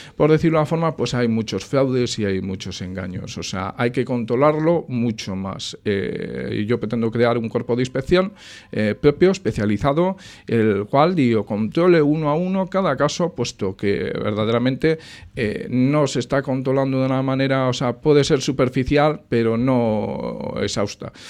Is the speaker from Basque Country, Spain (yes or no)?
yes; Sestao, Basque Country, Spain; siempre he querido a mi pueblo, lo sigo queriendo. Sestao para mí es un, vamos, es el bastión de mi vida